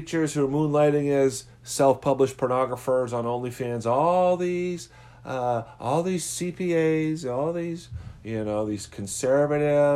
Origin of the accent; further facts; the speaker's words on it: Midwest, United States; I'm from the Midwest.